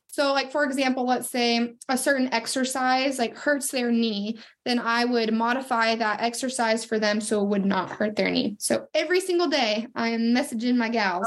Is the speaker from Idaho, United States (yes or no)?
yes; Sandpoint, Idaho, United States; now in Coeur d'Alene, United States; I am from Sandpoint, Idaho, and I moved down to Coeur d'Alene, Idaho, about uh, probably about eight years ago now